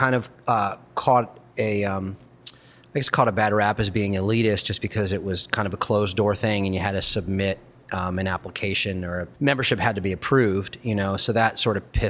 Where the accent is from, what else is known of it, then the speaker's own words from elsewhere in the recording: Baltimore, Maryland, United States; My buddy Aaron, who I grew up with in Baltimore